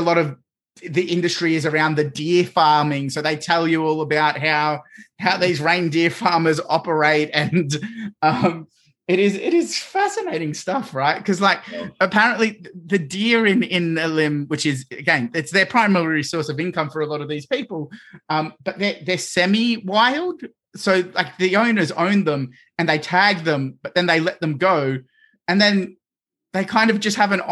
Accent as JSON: {"language": "English", "country": "Australia", "said": "as an Australian"}